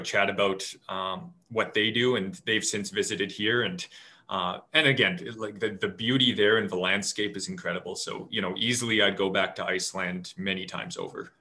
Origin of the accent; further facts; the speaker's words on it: Lake Country, British Columbia, Canada; I grew up out in Lake Country, lived right across from a farm.